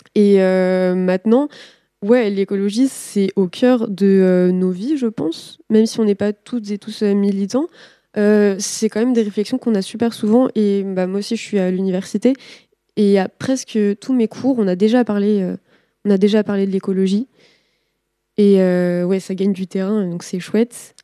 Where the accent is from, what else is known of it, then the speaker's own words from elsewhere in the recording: Nantes, Pays de la Loire, France; Moi, je viens de Nantes